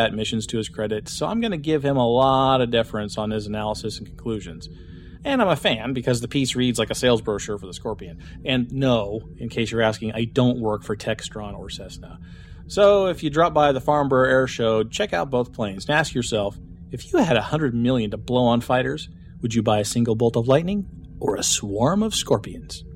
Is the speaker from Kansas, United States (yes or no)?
yes; Wichita, Kansas, United States; my hometown of Wichita, Kansas